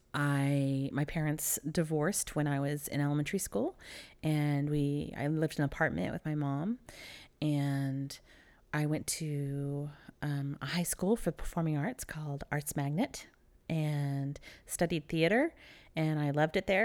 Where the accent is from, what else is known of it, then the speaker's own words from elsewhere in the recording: Dallas, Texas, United States; also born or lived in Philadelphia; I was born outside of Philadelphia. And I moved to Texas when I was three years old in Dallas